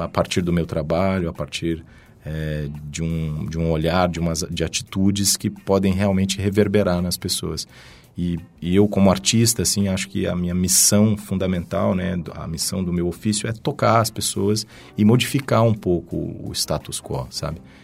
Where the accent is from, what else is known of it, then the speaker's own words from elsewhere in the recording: Goiânia, Goiás, Brazil; moved away as an adult; now in São Paulo, Brazil; venho de Goiânia, né, capital de Goiás, até fiquei lá até os meus 18 anos